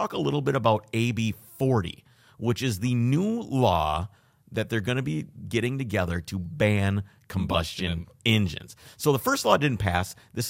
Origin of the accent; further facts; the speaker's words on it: Minnesota, United States; I'm from Minnesota.